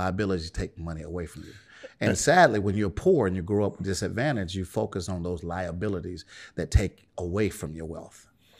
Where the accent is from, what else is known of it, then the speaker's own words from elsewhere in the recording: Birmingham, Alabama, United States; I'm originally from Birmingham, Alabama.